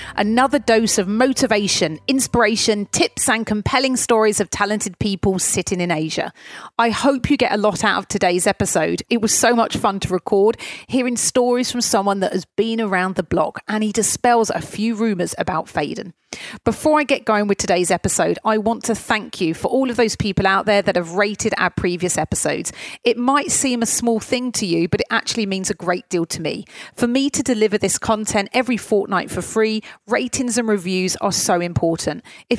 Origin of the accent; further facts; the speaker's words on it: United Kingdom; And obviously, as being a Brit, I felt I should know.